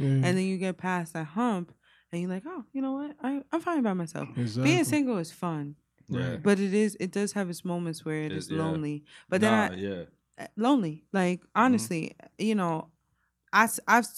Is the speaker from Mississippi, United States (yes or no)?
no; New York, United States; moved away; New York, my hometown